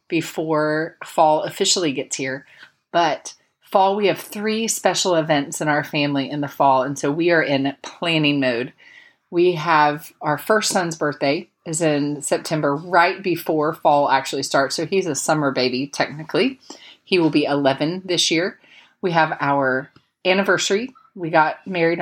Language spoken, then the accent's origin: English; Polk County, Central Florida, United States; moved away; I grew up in Central Florida, grew up in Polk County, the lightning capital of the world